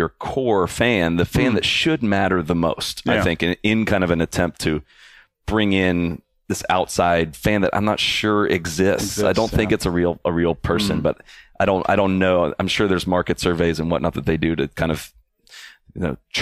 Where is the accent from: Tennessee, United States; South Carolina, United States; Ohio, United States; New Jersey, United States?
Ohio, United States; Dublin; I grew up in Dublin, Ohio, and I've always attended that event